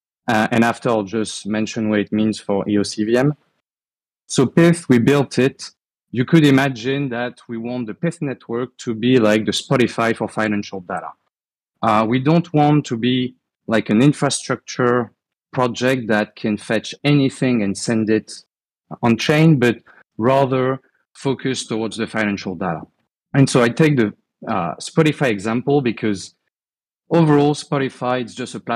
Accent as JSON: {"language": "English", "country": "France", "accent": "French", "second_language": "English", "said": "you'll hear from my accent anyway, but I'm French. I live in Europe"}